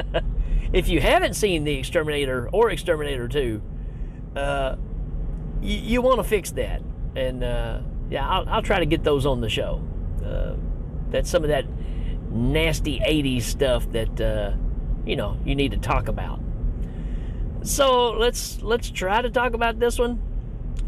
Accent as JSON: {"language": "English", "region": "Tennessee", "country": "United States", "said": "I'm from Tennessee"}